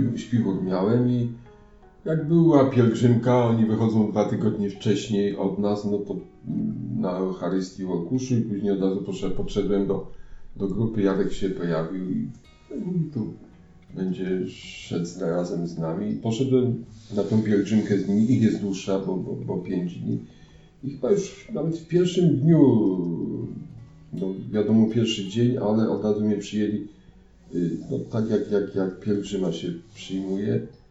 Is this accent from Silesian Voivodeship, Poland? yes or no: yes; Grodziec, Silesian Voivodeship, Poland; jestem z Grodźca, będzie na Grodźca z parafii świętej Katarzyny Aleksandryjskiej